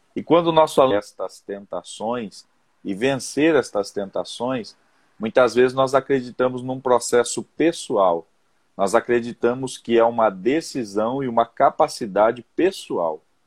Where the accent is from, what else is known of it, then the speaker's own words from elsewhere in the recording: interior of São Paulo, Brazil; now in Londrina, Brazil; eu sou natural do interior de São Paulo